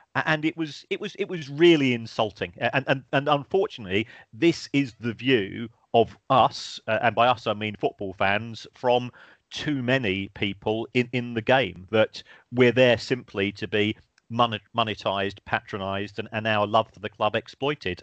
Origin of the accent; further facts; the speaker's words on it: South London, United Kingdom; I grew up in South London myself